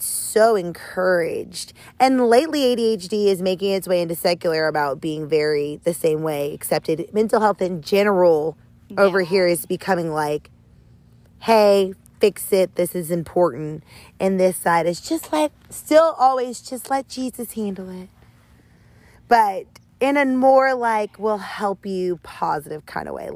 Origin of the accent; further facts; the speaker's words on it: the South, United States; I grew up in the South